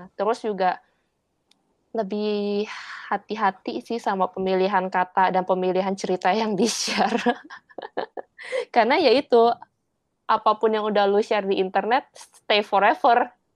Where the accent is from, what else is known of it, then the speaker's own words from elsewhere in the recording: Indonesia; now in Taiwan; gue orang Indonesia tapi bahasa Indonesia gue jelek